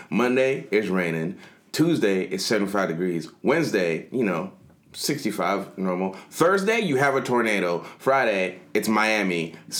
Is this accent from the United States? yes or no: no; Nigeria; I'm Nigerian.